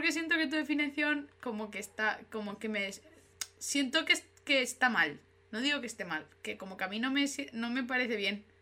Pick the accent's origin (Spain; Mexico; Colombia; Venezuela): Spain; Madrid, Community of Madrid; Jopeta, soy madrileña.